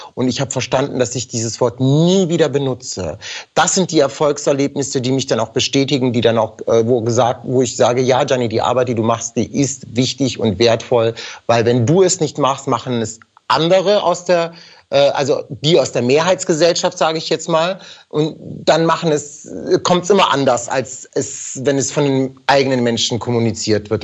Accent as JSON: {"language": "German", "country": "Germany", "tie": "born or raised there", "first_language": "German", "said": "ich bin hier geboren, ich bin hier aufgewachsen, Deutsch ist meine, mitunter meine Muttersprache"}